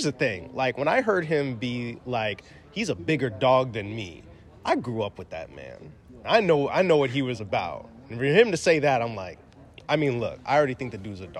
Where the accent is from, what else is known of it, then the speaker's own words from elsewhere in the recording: Midwest, United States; moved away; I'm from the Midwest originally though.